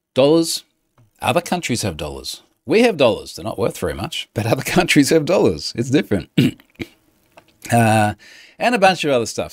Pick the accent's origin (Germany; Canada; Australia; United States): Australia; I'm Australian